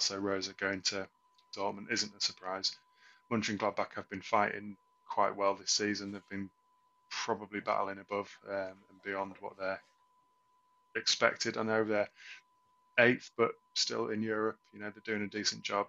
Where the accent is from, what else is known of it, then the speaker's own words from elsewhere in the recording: England, United Kingdom; as an Englishman